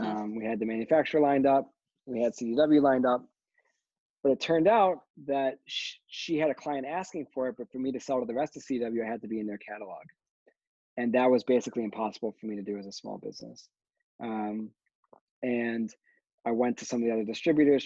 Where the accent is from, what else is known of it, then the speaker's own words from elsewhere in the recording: Michigan, United States; I'm from Michigan